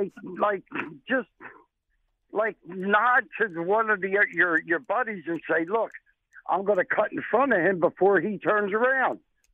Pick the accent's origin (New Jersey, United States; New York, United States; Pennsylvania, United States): Pennsylvania, United States; Philadelphia; now in California, United States; We're all from Philadelphia.